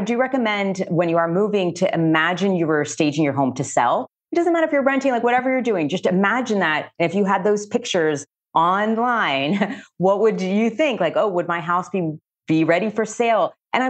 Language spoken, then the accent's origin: English; Miami, Florida, United States; now in Chicago, United States; And so, as I said, I'm originally from Miami, Florida. So being by the water to me is just such a gift.